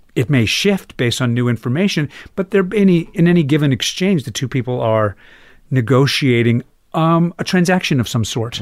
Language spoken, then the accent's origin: English; Chapel Hill, North Carolina, United States; moved away; also born or lived in New York; Chapel Hill, North Carolina was a strange place to come of age